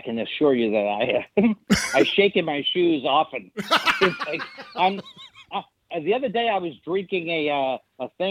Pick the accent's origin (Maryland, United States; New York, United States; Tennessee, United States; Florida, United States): New York, United States; New York City; I grew up in Whitestone, which is right like 10 minutes from Shea Stadium.